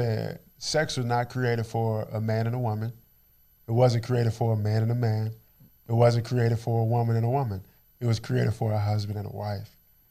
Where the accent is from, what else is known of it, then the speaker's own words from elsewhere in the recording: Dallas, Texas, United States; born and raised in Oak Cliff, Texas.